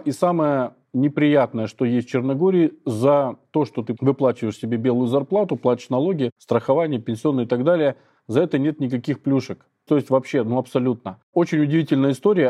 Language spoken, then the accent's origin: Russian; Saint Petersburg, Russia; moved away as an adult; now in Budva, Montenegro; в Питере, я из Питера